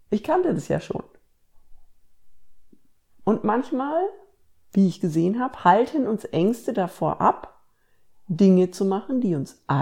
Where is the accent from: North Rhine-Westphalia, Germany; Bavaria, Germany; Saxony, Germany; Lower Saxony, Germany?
Bavaria, Germany; moved away as an adult; now in Ruhr area, Germany; Also ich bin ja studieren gegangen äh, ans andere Ende von Deutschland, quasi ich bin von Bayern ins Ruhrgebiet gezogen